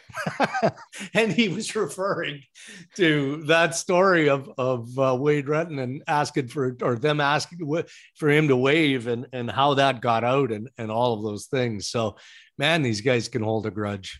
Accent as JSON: {"language": "English", "region": "Saskatchewan", "country": "Canada", "tie": "born or raised there", "moved": "yes", "said": "growing up in Saskatchewan"}